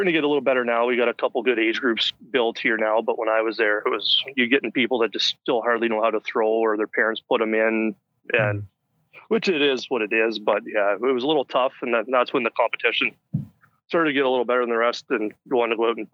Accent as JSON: {"language": "English", "town": "Brussels", "region": "Ontario", "country": "Canada", "tie": "born or raised there", "said": "We very small town. I think we had about 1,000 people or so, and played minor ball here in town."}